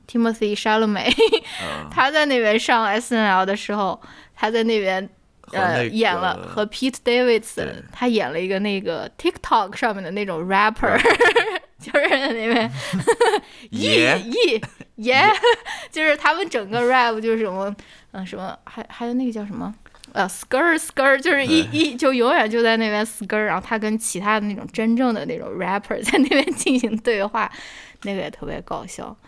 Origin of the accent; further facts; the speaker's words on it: Shaanxi, China; accent: Shaanxi accent; 你嘲笑我们这种陕西陕西口音吗？